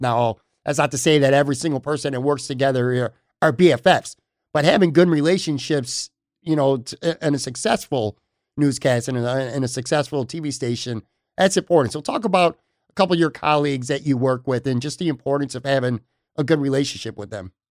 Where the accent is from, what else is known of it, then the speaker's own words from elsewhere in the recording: Western New York, United States; moved away as an adult; now in Florida, United States; born and raised in Western New York as well. I have lived down in Florida now for the past five years